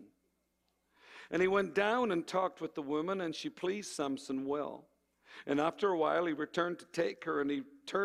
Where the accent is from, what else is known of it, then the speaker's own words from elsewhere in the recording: Ireland; moved away; I come from Ireland